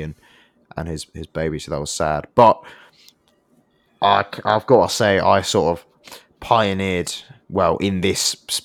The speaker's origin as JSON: {"language": "English", "region": "London", "country": "United Kingdom", "tie": "born or raised there", "said": "growing up in London, we had quite a few Glory Hunter United fans"}